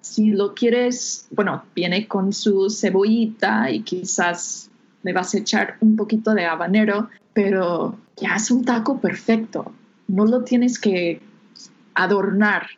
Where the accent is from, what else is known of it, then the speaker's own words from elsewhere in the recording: United States; Spanish is a second language; moved away as an adult; now in Mexico; soy de, Estados Unidos